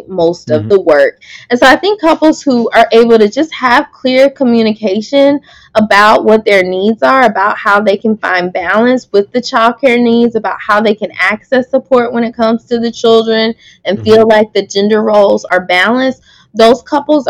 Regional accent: the South, United States; I'm from the South

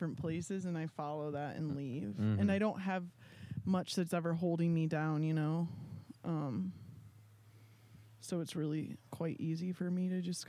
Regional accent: Ohio, United States; moved away; Well, I'm from Ohio.

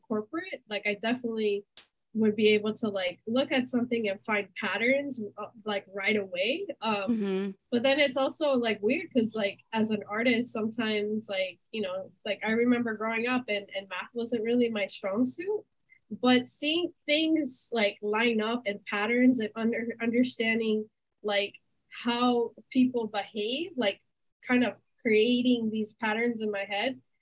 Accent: Miami, Florida, United States; My family's originally from Colombia. I was born and raised in Miami.

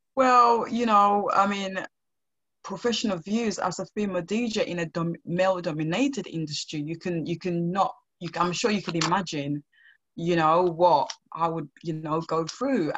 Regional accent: Sierra Leone; now in United Kingdom; growing up in Sierra Leone

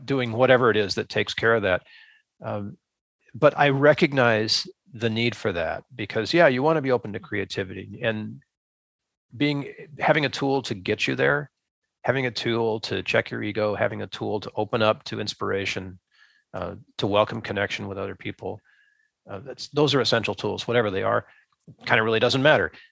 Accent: United States; as an American

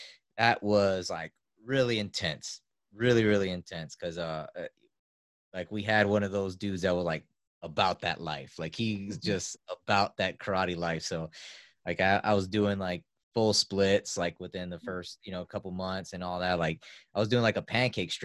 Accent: New York City, New York, United States; I grew up in South Bronx in New York City.

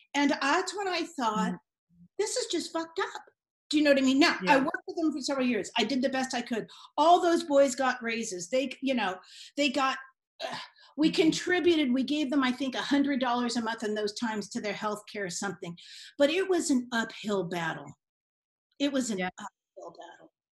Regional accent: San Francisco, California, United States; also born or lived in Marin; I grew up in San Francisco

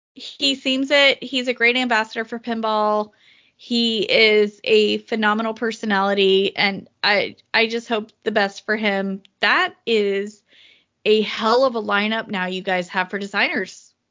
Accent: the South, United States; as a Southerner

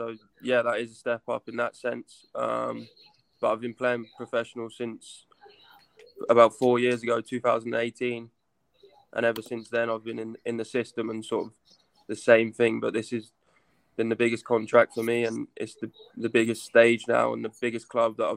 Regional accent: south coast of England, United Kingdom; also born or lived in Kent, England; I was born in Kent in England. This is like south of London. Grew up there till I was about five. And moved down to the south coast

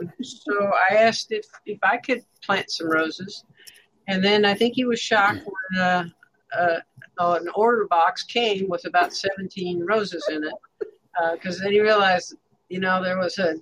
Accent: Cleveland, Ohio, United States; moved away; also born or lived in Huntington, West Virginia; I grew up in Cleveland, Ohio, and we had a city lot

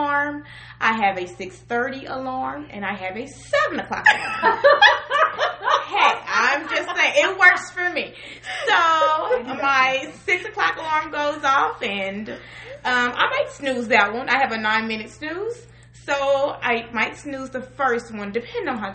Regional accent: Collinsville, Illinois, United States; I am from Southern Illinois, more so around the Collinsville, East St. Louis area

